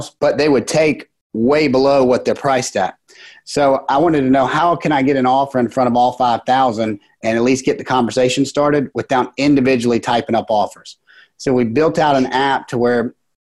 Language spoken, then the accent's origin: English; about an hour outside of Virginia Beach, United States; moved away as an adult; now in Charleston, United States; I'm from about 45 minutes, an hour outside of Virginia Beach